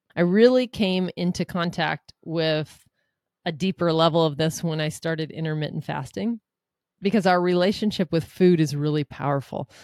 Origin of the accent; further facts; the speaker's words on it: Seattle, Washington, United States; I'm from Seattle